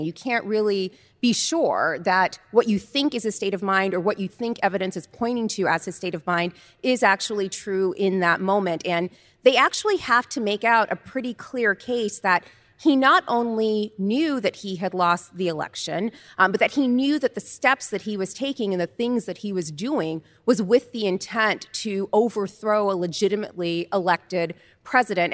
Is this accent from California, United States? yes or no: yes; Oakland, California, United States; moved away; back in Oakland, back home